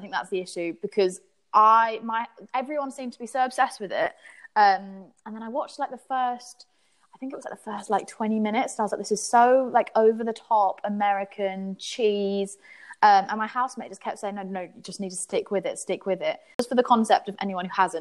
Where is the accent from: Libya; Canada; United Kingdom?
United Kingdom; England; as English people